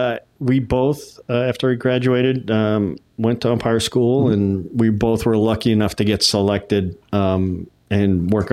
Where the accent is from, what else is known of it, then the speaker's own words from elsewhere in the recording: Hartford, Connecticut, United States; I went to the University of Connecticut, and I grew up in the Hartford area.